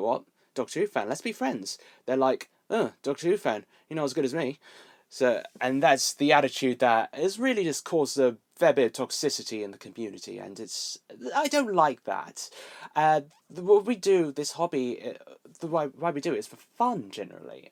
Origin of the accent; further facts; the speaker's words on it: Milton Keynes, South East England, United Kingdom; in Milton Keynes, uh, my hometown